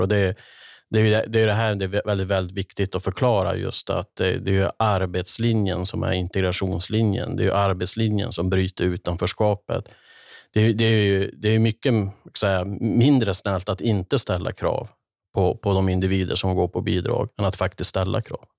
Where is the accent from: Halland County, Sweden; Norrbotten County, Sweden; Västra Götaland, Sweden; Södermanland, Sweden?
Norrbotten County, Sweden; Kiruna; Jag brukar referera tillbaka till min uppväxt i Kiruna, i, i arbetarklassens Kiruna